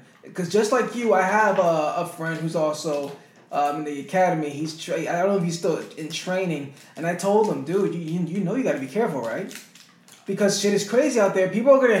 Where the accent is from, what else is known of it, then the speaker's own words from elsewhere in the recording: Puerto Rico; me, as a Puerto Rican, we have the Puerto Rican Day Parade.